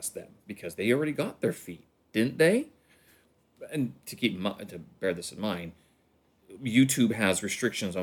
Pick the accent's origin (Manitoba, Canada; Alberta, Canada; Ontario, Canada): Manitoba, Canada; Winnipeg; moved away; my hometown of Winnipeg